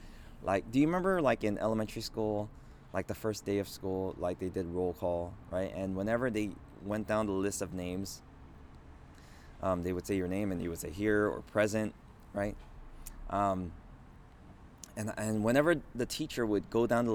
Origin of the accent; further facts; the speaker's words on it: Los Angeles, California, United States; also born or lived in South Korea; I grew up in Los Angeles for my entire life